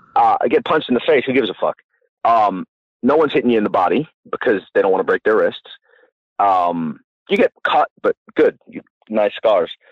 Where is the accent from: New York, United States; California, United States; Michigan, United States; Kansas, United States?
New York, United States; Long Island; also born or lived in New Jersey; now in Long Island, United States; I grew up in Long Island, and then I moved to New Jersey for a little while